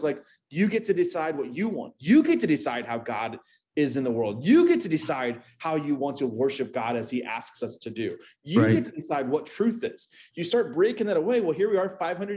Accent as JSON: {"language": "English", "region": "Midwest", "country": "United States", "moved": "yes", "said": "I'm from the Midwest originally"}